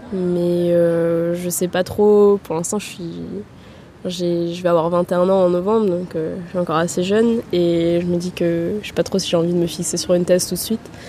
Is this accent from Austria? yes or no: yes; Vienna, Austria; moved away as an adult; also born or lived in Paris, France; now in Tours, France; Je suis née à Vienne, euh, ma mère est française et mon père autrichien. Et euh, j'ai grandi, euh, à Vienne, donc j'ai vécu à Vienne pendant 17 ans